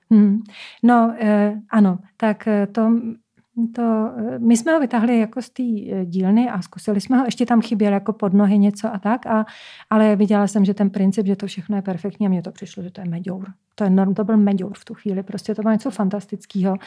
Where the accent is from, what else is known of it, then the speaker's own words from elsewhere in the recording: Czechia; já jsem vlastně z Krušný hor